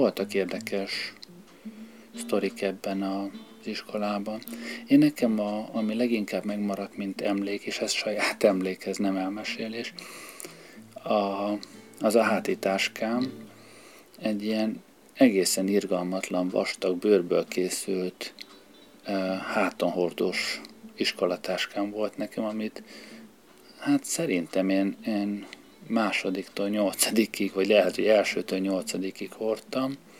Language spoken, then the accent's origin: Hungarian; Budapest, Hungary; tősgyökeres Pesti gyerek vagyok, sok generációra visszamenőleg, úgyhogy én nekem Budához már térkép kell, Pesten vagyok otthon